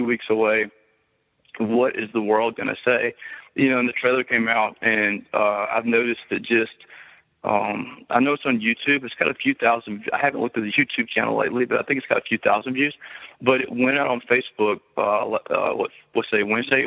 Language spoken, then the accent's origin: English; Monroe, United States; people that I grew up with in Monroe who have known me since I was a kid